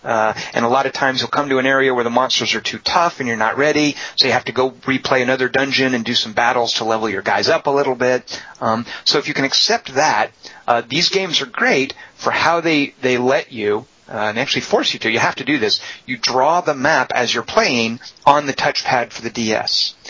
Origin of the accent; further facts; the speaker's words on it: United States; I'm an American